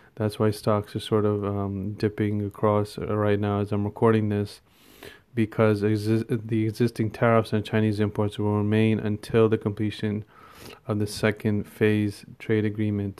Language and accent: English; India; me being an Indian